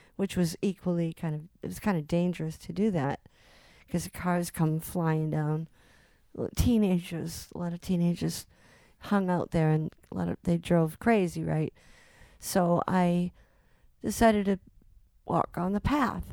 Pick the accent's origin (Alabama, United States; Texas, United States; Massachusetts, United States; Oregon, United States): Massachusetts, United States; Salem; I grew up in Salem, Mass